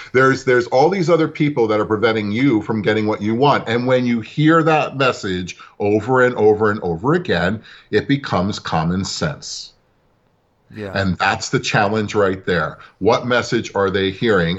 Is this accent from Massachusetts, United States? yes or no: no; New York City, New York, United States; I was born in Brooklyn myself